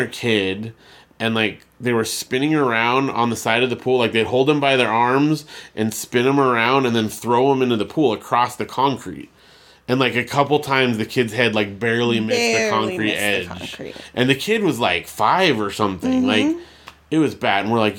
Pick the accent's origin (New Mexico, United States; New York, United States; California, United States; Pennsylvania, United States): California, United States; born there; I was born in Southern California